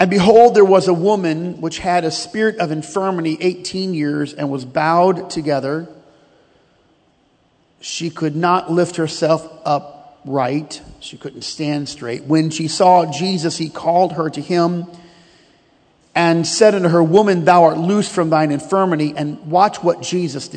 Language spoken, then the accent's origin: English; United States; we are American